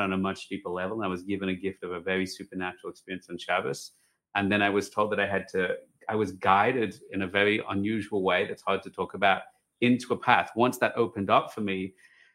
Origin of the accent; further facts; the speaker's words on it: Australia; moved away as an adult; now in Jerusalem, Israel; I'm Australian